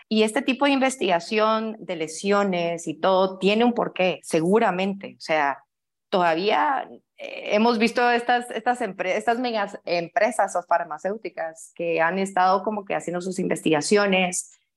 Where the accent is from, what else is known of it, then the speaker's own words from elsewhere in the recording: Guatemala; Aquí tienen a una chapina